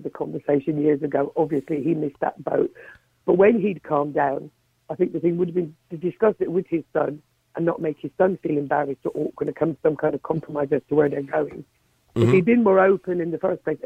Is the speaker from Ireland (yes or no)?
yes; Ireland; I came from that era, I grew up in Ireland